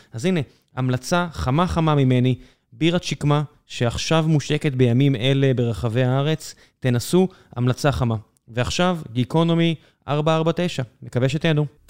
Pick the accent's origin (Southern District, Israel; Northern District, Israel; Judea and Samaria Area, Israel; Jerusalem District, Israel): Southern District, Israel; Beersheba; moved away; also born or lived in Tel Aviv; אני כתושב אה, באר שבע לשעבר, והוריי עדיין שם, גדלתי בשכונה שבה אין, אין בית ברחוב שלא נפרץ